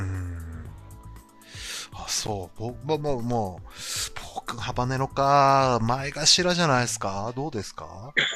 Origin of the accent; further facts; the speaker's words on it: Hokkaido, Japan; 僕、北海道出身